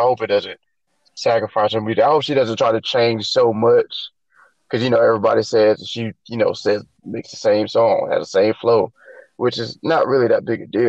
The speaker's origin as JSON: {"language": "English", "region": "Florida", "country": "United States", "said": "I'm from Florida."}